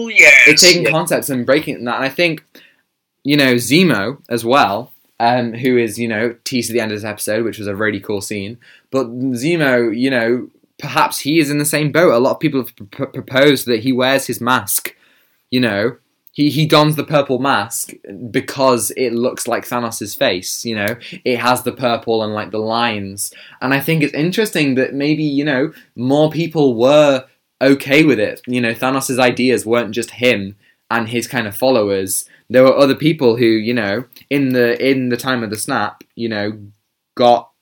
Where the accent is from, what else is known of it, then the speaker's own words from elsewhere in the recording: United Kingdom; I am British